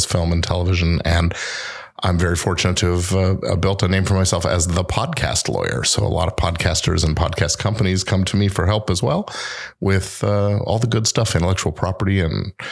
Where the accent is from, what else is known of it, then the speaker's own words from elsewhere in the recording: Los Angeles, California, United States; also born or lived in Oxford, England / Chicago / Washington, D.C. / Boston, Massachusetts; I basically grew up here